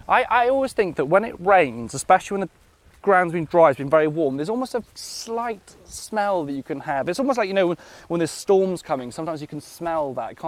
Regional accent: Nantgaredig, Wales, United Kingdom; I grew up outside Nankeredig.

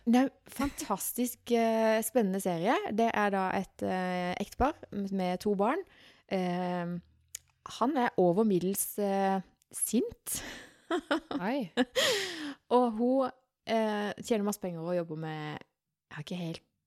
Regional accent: Sørlandet, Norway; vi sørlendinger

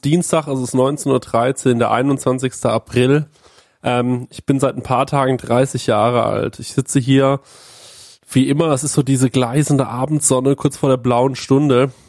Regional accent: Bavaria, Germany; Bei uns in Bayern

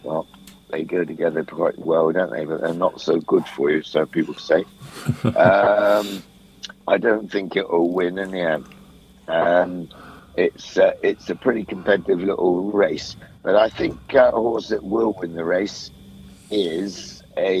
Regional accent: Holwell, South West England, United Kingdom; also born or lived in near Wool; I was born near Wincanton, a place called Holwell.

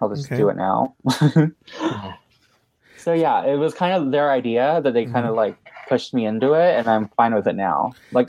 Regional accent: Mexico; moved away as an adult; also born or lived in Vancouver, Canada; now in Canada; I was born in Vancouver, Canada. {S0} Okay. {S3} And then I moved to Mexico when I was 6 years old. And I lived there for 12 years mm-hmm. until last month when I moved to Canada.

